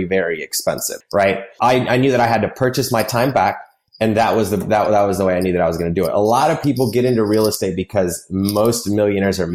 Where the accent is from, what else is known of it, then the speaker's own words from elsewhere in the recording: Nashville, Tennessee, United States; I grew up in Nashville